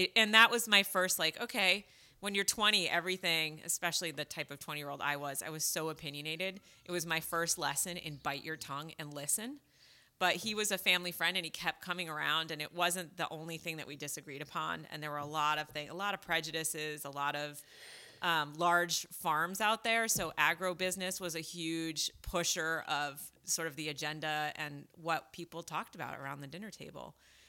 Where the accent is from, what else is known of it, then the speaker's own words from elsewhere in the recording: Fairfield, Connecticut, United States; now in Idaho, United States; I can't move to Idaho because I'm an East Coast girl. I'm from Connecticut originally.